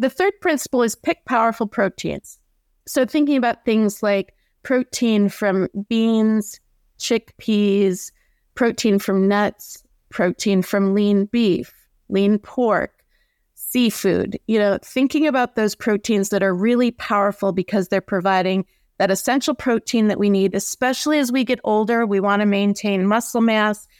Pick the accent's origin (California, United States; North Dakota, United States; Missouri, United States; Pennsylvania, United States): North Dakota, United States; I grew up in North Dakota